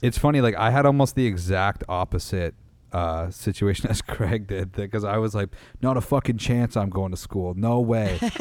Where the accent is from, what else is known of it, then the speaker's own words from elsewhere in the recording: Meaford, Ontario, Canada; I grew up in Meaford, Ontario.